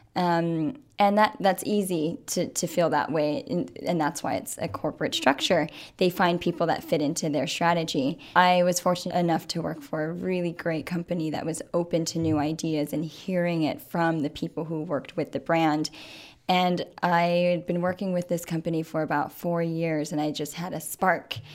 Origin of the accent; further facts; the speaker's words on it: Waimea, Hawaii, United States; moved away; I'm originally from Waimea. It is a very, very small town on the Big Island